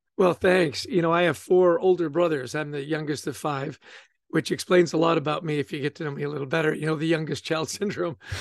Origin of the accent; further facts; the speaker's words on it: Vancouver, British Columbia, Canada; also born or lived in Edmonton; I grew up in Canada. I was born in Edmonton and grew up in Vancouver.